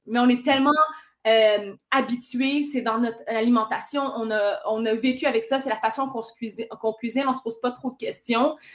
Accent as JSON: {"language": "French", "region": "Ontario", "country": "Canada", "said": "je suis franco-ontarienne"}